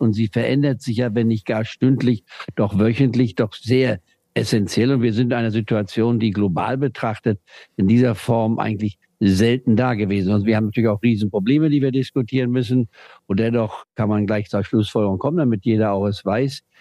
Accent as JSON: {"language": "German", "region": "Saxony", "country": "Germany", "moved": "yes", "said": "ich also aus Deutschland, aus Sachsen"}